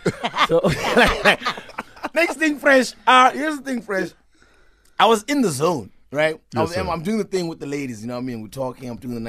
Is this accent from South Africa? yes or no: yes; Limpopo, South Africa; first language Venda; English is a second language; also born or lived in Pretoria; I grew up in Venda for a little bit.